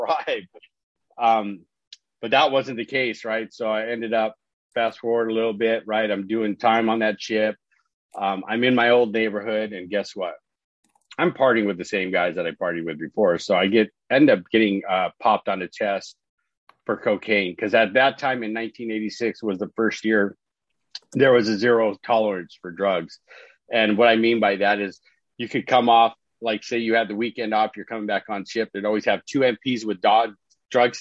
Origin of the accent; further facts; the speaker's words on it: Orange County, California, United States; I live here in California, right? So I'm from Orange County, California.